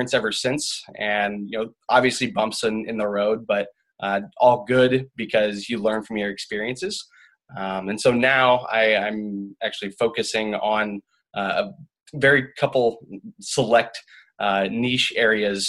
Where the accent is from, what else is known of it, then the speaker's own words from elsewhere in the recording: Omaha, Nebraska, United States; I'm a Midwest boy. I grew up in Omaha, Nebraska.